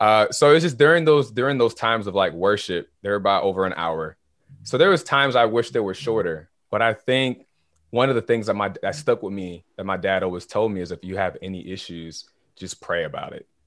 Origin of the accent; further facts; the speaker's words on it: Naples, Florida, United States; also born or lived in Haiti; I'm from, originally from Kennesaw, Haiti. So, I'm from the islands